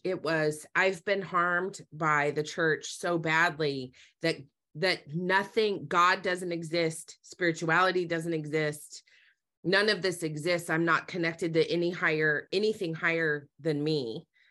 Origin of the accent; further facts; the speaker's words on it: Utah, United States; I grew up in Utah